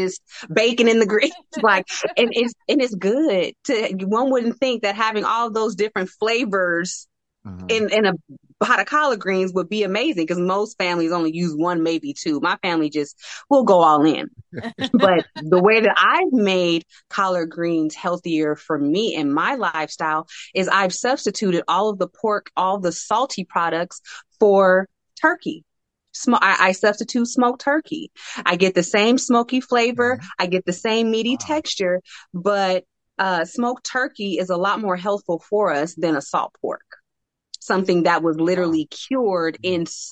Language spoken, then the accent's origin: English; San Francisco Bay Area, California, United States; I live in the San Francisco Bay Area, born and raised here